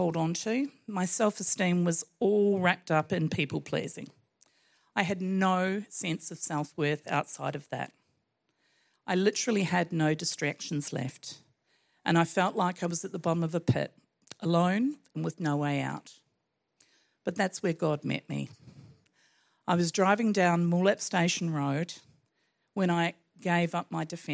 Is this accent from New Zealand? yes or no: yes; New Zealand; I was brought up in New Zealand, a child of the 60s